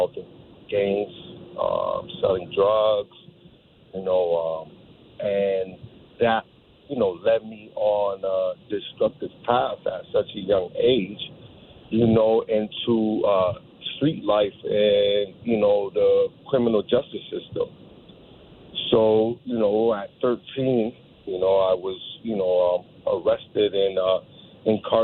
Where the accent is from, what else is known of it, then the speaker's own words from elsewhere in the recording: New Britain, Connecticut, United States; when I was growing up, you know, as a child, you know, I was born out here in New Britain, Connecticut